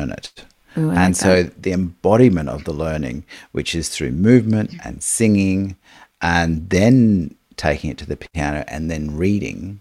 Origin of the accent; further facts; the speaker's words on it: Australia; we are in Australia